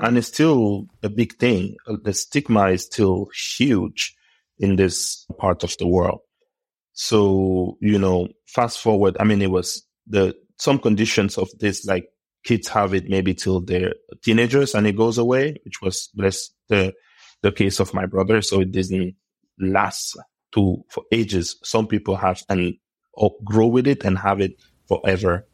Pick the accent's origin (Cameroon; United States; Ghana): Cameroon; I was born in Cameroon, uh, many years ago, and I grew up at home